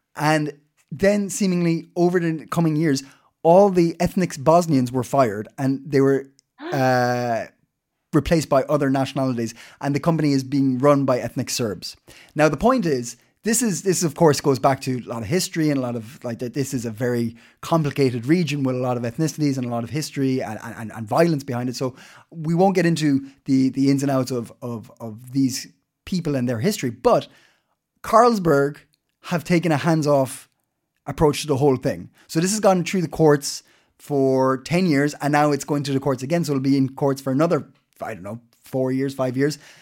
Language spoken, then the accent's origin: English; Ireland; now in Denmark; I'm Irish.